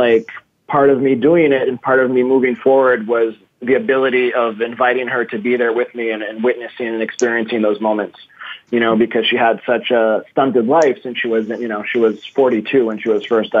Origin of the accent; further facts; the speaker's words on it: Massachusetts, United States; also born or lived in Brazil; I was raised, when I was born in Massachusetts into my Greek family, which is my mother's family. And, you know, my father was there, but I was raised by four very strong Greek women. And then I moved to Brazil